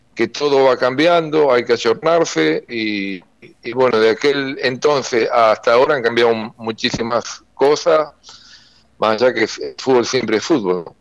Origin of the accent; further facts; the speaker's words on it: Seguí, Entre Ríos, Argentina; also born or lived in Crespo; Yo soy nacido en Seguí, mis viejos están ahí, mis hermanos, jugué en la Liga para la Campaña, en el Seguí el Club